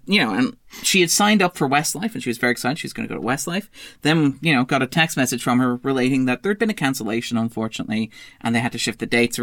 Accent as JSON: {"language": "English", "town": "Sligo", "region": "Connacht", "country": "Ireland", "said": "I come from Sligo."}